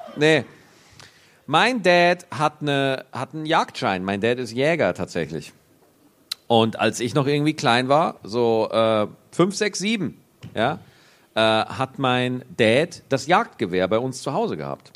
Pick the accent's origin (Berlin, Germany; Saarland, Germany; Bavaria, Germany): Bavaria, Germany; accent: Bavarian; Ich habe selber einen bayerischen Dialekt